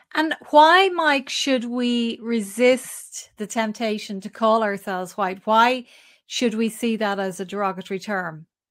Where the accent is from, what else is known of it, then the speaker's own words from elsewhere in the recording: Ireland; we as Irish people